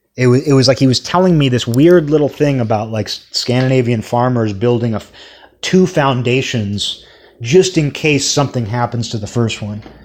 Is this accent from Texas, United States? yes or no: no; Seattle, Washington, United States; growing up in the Seattle area, in the suburbs of Seattle